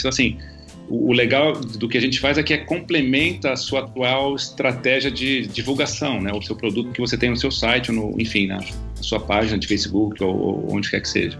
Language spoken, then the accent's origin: Portuguese; Brazil; como brasileiro